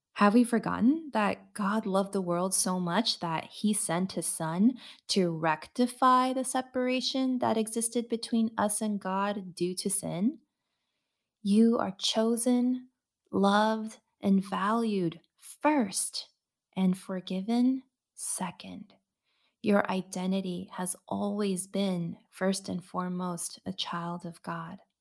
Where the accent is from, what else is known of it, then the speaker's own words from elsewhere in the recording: United States; my identity as a second generation Asian American woman